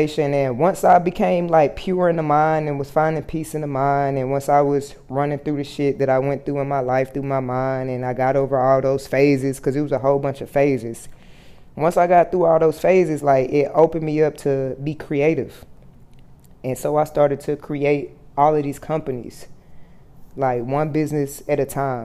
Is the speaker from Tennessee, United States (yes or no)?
no; Fort Worth, Texas, United States; moved away as an adult; also born or lived in Atlanta / Miami, Florida; I moved back home to Texas. You know, I'm from Fort Worth, Texas